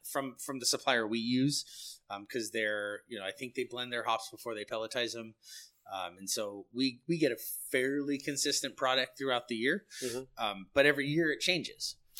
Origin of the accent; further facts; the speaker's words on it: San Luis Obispo, California, United States; I'm born and raised in San Luis